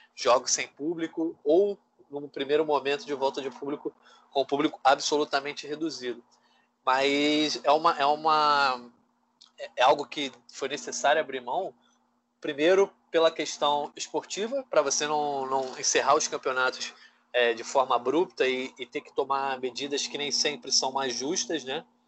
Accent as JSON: {"language": "Portuguese", "country": "Brazil", "said": "somos brasileiros"}